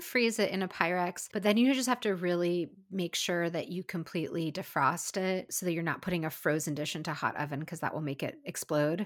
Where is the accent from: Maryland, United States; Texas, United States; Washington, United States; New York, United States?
Washington, United States; Seattle; Seattle, my hometown